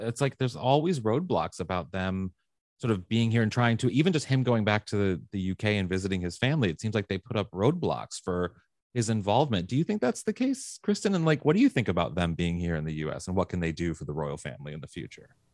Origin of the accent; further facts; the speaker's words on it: United States; I am an American